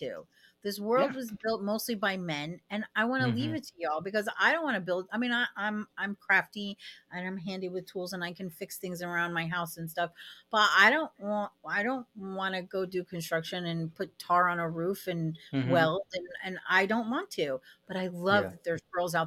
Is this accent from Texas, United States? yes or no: no; Sarasota, Florida, United States; moved away as an adult; now in Canada; I'm from Florida. So that should tell you, like, I grew up in a red state